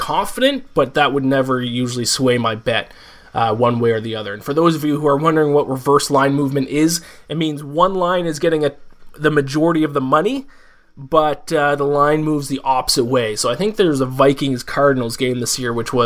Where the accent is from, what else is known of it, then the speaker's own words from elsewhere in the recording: Canada; I'm from Canada